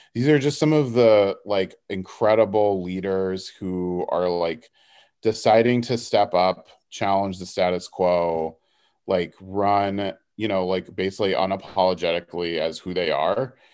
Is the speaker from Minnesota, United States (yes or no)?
no; Houston, Texas, United States; also born or lived in Dallas; I'm from Houston originally